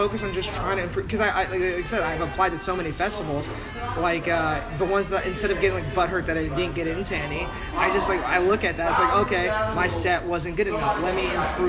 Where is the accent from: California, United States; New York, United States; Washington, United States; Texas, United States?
California, United States; San Diego; also born or lived in Los Angeles; when I'm being from San Diego and LA region.